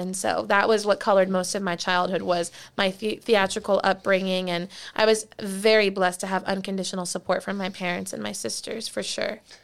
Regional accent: Plantation, Florida, United States; I grew up in Plantation, Florida, in Broward County.

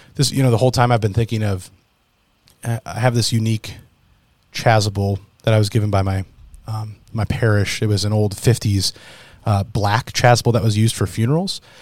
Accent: United States; especially as American citizens of the United States

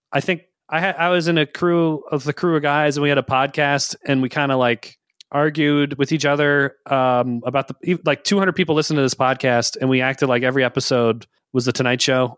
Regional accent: Richmond, United States; I grew up in Richmond, so I'm ex-, exposed to country by osmosis

